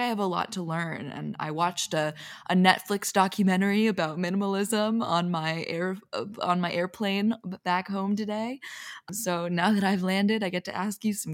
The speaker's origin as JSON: {"language": "English", "town": "Philadelphia", "region": "Pennsylvania", "country": "United States", "tie": "born or raised there", "also_born_or_lived": "Los Angeles", "moved": "as an adult", "said": "I just got back today from my hometown, Philadelphia"}